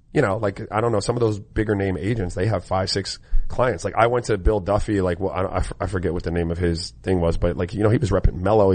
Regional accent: U.S. Virgin Islands; born there; I was born in the Virgin Islands, right? And so the way they pronounce Roger in the Virgin Islands is Raja.

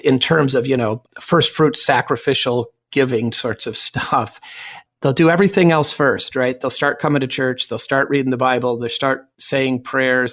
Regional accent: United States; I'm also an American

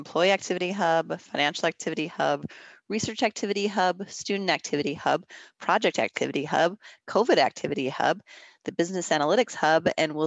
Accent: Minnesota, United States; moved away as an adult; I am originally from Minnesota, so for me it was moving back home

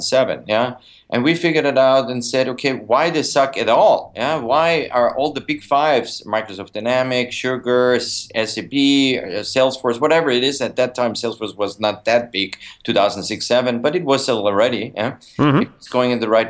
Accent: Vienna, Austria; moved away as an adult; now in United States; Originally, I'm from Austria, Vienna

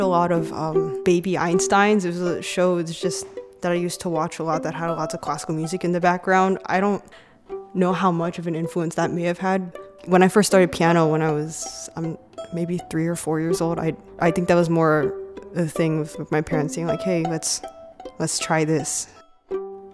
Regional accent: Oak Hill, Virginia, United States; I grew up here in Oak Hill, Virginia, so I've basically lived here my entire life.

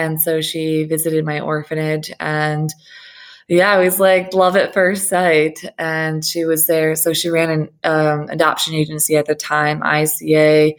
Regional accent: Saint Petersburg, Russia; born there; I was born in St. Petersburg, Russia, at the time of fall of communism in 89.

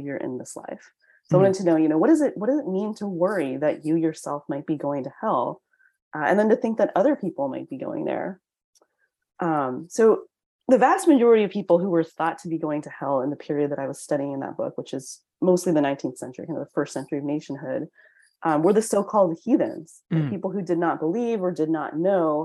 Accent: United States; I'm Chinese American

